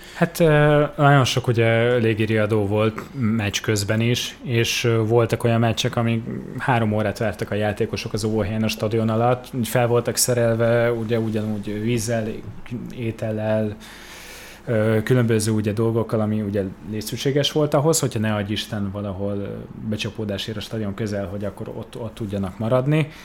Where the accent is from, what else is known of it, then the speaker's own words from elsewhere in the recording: Budapest, Hungary; én csak magyar állampolgár vagyok, itt születtem Budapesten